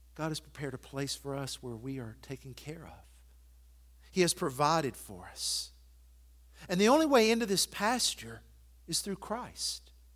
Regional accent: Athens, United States; moved away; my hometown of Athens

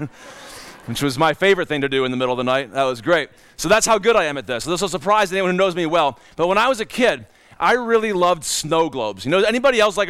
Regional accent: Cleveland, Ohio, United States; moved away; also born or lived in Minnesota; in Cleveland, Ohio, we knew about winter and lake

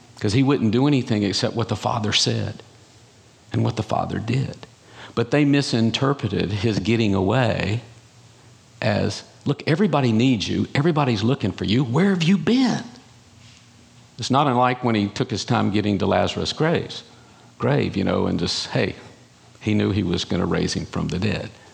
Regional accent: North Carolina, United States; I'm from North Carolina, in case you didn't catch that accent

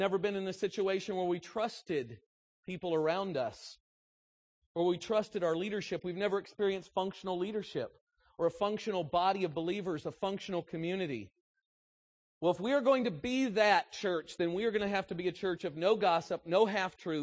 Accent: United States; I'm an American

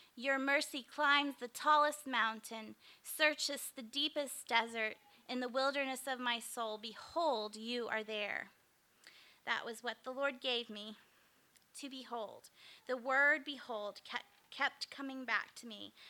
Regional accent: Springfield, Missouri, United States; also born or lived in Kokomo, Indiana; moved back to my hometown of Springfield, Missouri

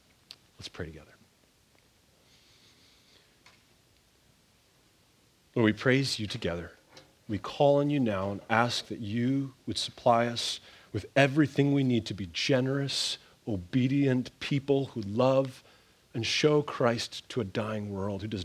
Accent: Canada; moved away; where I grew up in Canada

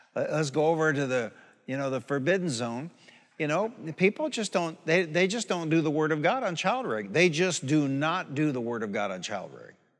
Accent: Detroit, Michigan, United States; moved away; I'm from Detroit.

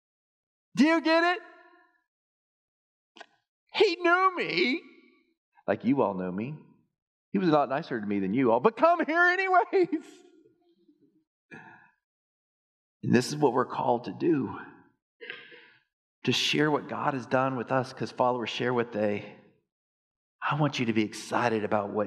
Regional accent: Texas, United States; I grew up in Texas

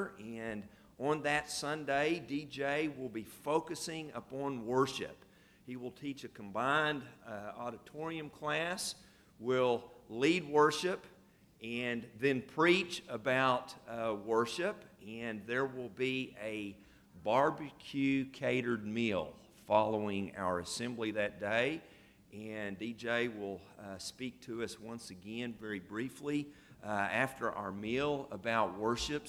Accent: Oklahoma, United States; now in Paris, United States; I'm from Oklahoma, and so I'm an Oklahoma fan.

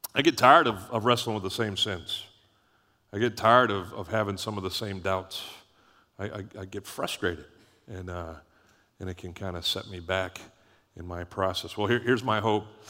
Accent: Canada; moved away; when we grew up in Canada, it was Boxing Day

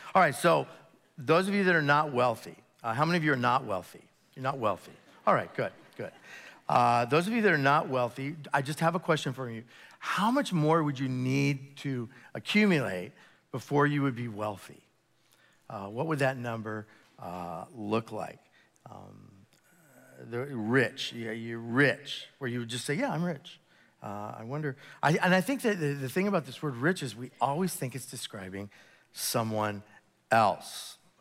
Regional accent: United States; being an American, and it's the beauty of being an American Christian, uh, here in the Western Hemisphere

